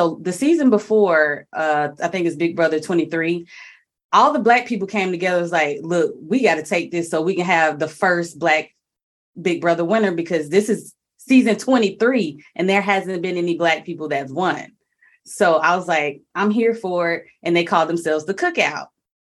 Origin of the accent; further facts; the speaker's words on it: Alabama, United States; I'm from Alabama.